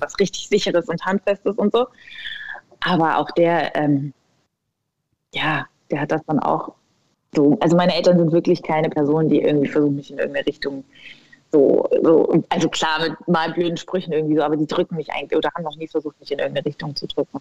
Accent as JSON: {"language": "German", "area": "a village near Ulm", "region": "Baden-Württemberg", "country": "Germany", "tie": "born or raised there", "said": "ich bin aufgewachsen in Süddeutschland, tatsächlich in einem 2000 Seelendorf ähm, in der Nähe von Ulm in Baden-Württemberg"}